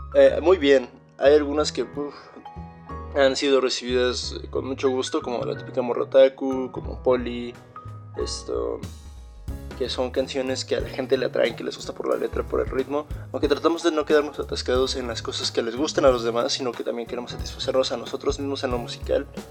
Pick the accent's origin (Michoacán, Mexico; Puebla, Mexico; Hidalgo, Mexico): Hidalgo, Mexico; Ixmiquilpan; Somos una banda de Exmiquilpan Hidalgo, nos conocimos cuando éramos niños en los Boy Scouts